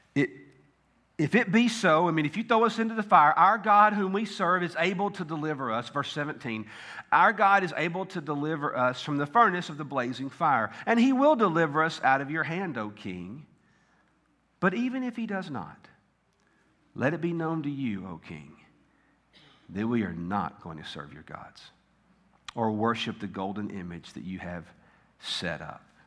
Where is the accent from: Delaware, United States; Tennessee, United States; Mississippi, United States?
Tennessee, United States; I grew up in Tennessee